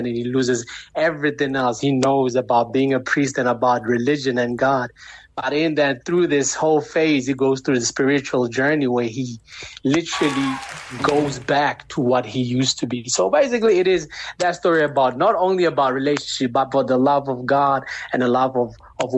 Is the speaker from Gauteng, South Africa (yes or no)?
yes; Pretoria, Gauteng, South Africa; also born or lived in Chicago, United States; I'm actually from Pretoria, born and raised, but, you know, in and out the country, you know, as my dad is actually foreign, he's an American